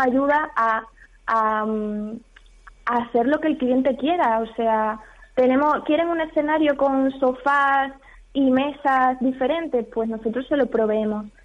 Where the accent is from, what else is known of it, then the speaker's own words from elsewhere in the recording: Don Álvaro, Extremadura, Spain; Yo soy de Don Álvaro